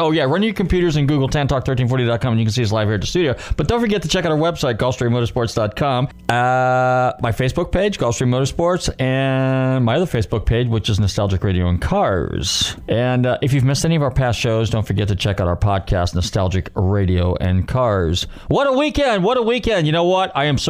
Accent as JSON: {"language": "English", "area": "Bay Area", "region": "California", "country": "United States", "said": "I'm from the Bay Area"}